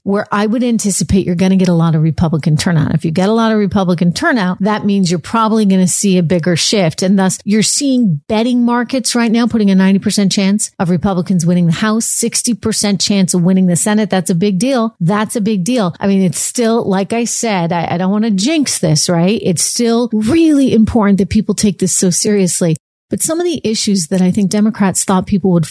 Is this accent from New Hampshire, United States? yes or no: yes; New Hampshire, United States; moved away; I grew up in New Hampshire, born and raised